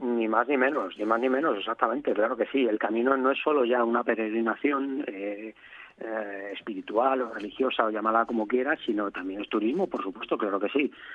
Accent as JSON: {"language": "Spanish", "town": "Madrid", "region": "Community of Madrid", "country": "Spain", "moved": "as an adult", "lives_now": "Asturias, Spain", "said": "una persona de ciudad como yo, yo soy de Madrid, a, trasladarme a un, pueblo de 50 habitantes en Asturias"}